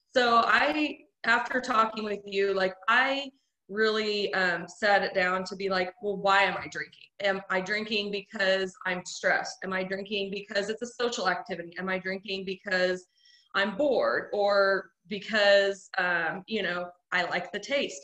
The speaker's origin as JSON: {"language": "English", "town": "Carrollton", "region": "Missouri", "country": "United States", "moved": "yes", "lives_now": "Springfield, United States", "said": "I'm from Carrollton, Missouri. Um, but now we live in Springfield with my husband"}